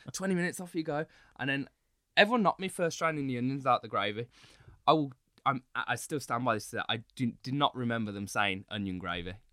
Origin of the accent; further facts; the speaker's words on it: United Kingdom; moved away as an adult; also born or lived in Singapore; I'm so used to being in the U K. Like, it's, it's weird being mixed race in the U K